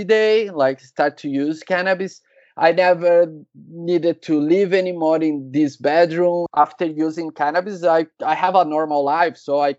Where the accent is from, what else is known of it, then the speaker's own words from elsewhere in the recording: São Paulo, Brazil; I'm from Brazil, São Paulo